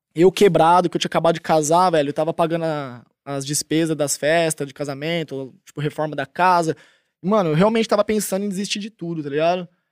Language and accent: Portuguese; Tupã, São Paulo, Brazil; accent: caipira; now in Barueri, Brazil; sou caipira, interiorzão de São Paulo, 014, Tupã